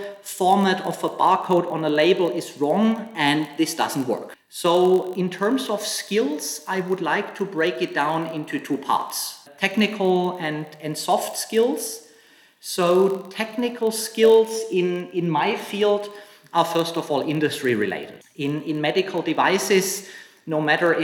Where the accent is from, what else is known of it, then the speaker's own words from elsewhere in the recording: Germany; moved away as an adult; also born or lived in Hong Kong / Shanghai; now in China; I'm from Germany originally, and I have lived and worked in Hong Kong and mainland China for 11 years now